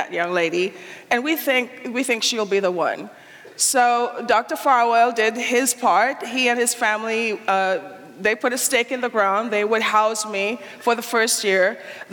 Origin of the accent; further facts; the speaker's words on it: Trinidad & Tobago; moved away; also born or lived in Anguilla / Decorah, Iowa; I was born and raised in the West Indies, from Trinidad, and my dad was from Barbados